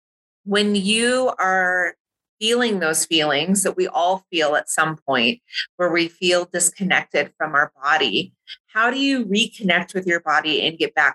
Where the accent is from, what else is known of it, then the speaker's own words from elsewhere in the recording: California, United States; moved away as an adult; now in Hawaii, United States; I grew up in California